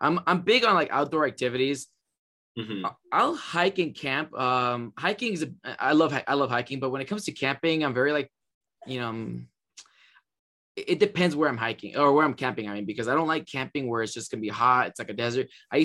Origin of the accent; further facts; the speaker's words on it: San Luis Obispo, California, United States; I'm from San Luis Obispo